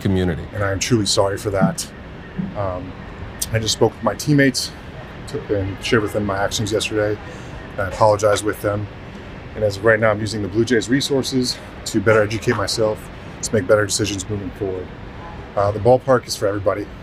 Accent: New York, United States; moved away; also born or lived in Los Angeles; I'm from New York. I lived in LA for a long time.

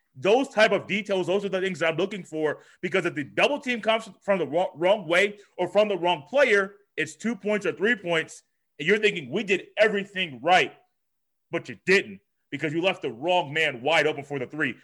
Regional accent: Indianapolis, Indiana, United States; I am from Indianapolis, Indiana. That's where I currently live

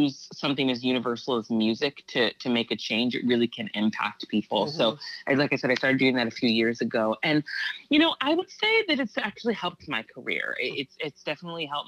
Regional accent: Santa Barbara, California, United States; now in Los Angeles, United States

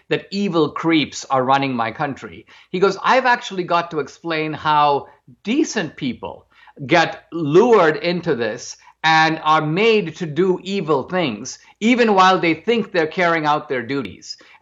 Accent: outside of Bombay, Maharashtra, India; I grew up in India in a middle class family outside of Bombay

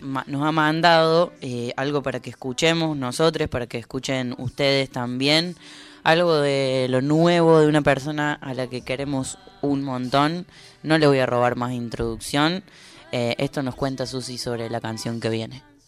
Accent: Córdoba, Argentina; moved away; en Córdoba. No solo porque es mi ciudad natal

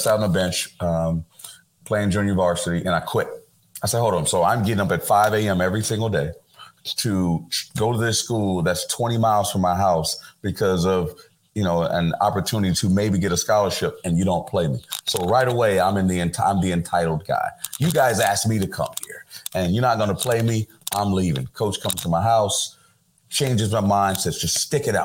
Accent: Houston, Texas, United States; moved away as an adult; also born or lived in Philadelphia; When I grew up as a kid, a young black kid in Houston, Texas

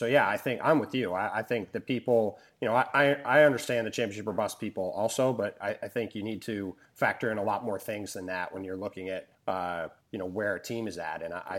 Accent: Western New York, United States; moved away; I'm from Western New York originally

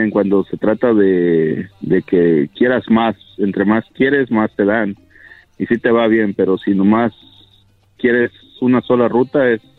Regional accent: Mexico; No, yo soy de México.

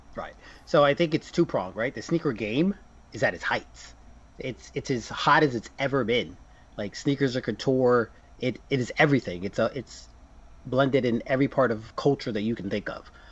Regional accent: New Jersey, United States; I'm from Jersey

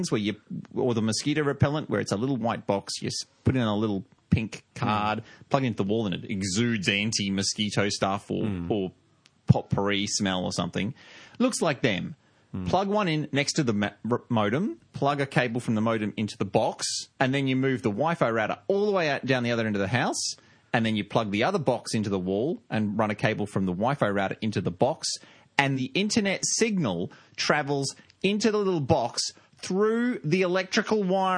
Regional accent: Australia; I'm from Australia. We're very backward here

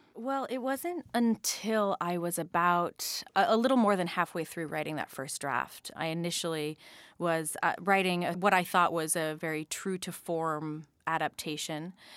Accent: Phoenix, Arizona, United States; moved away; growing up in Phoenix, Arizona

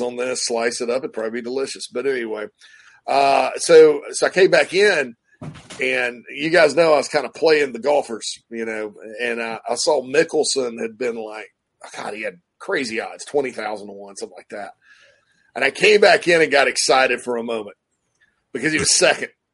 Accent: Spartanburg, South Carolina, United States; my hometown of Spartanburg.

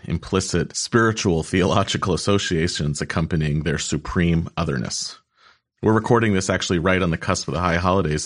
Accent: United States; This country in which I was born

